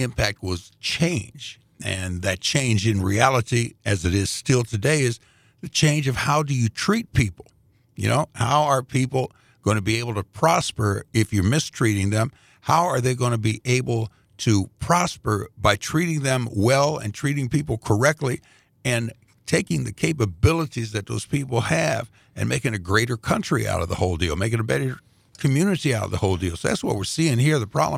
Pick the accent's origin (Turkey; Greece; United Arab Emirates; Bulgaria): Greece; now in Indianapolis, United States; But, you know, we're immigrants from Greece. That's a country. And when we first came, moved into the neighborhood in Indianapolis, it was all Europeans, a lot of Latvians.